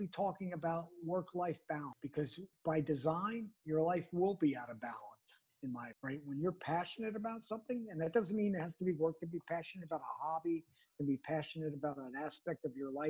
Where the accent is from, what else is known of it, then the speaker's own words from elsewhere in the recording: New Jersey, United States; also born or lived in New York City; I grew up in the greater New York area, born and raised in New Jersey. My first 6 or 7 years was in New York City